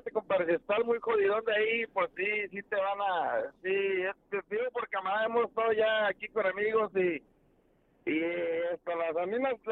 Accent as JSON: {"language": "Spanish", "town": "McAllen", "region": "Texas", "country": "United States", "said": "De aquí de McAllen, Texas."}